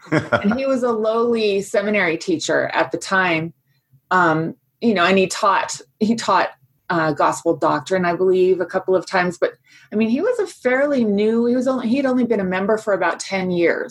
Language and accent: English; Fairfax, Virginia, United States; Well, I was born and raised in Virginia. My dad was working in the Pentagon at the time in the Department of Agriculture. And we lived in Fairfax, Virginia, which is very close there.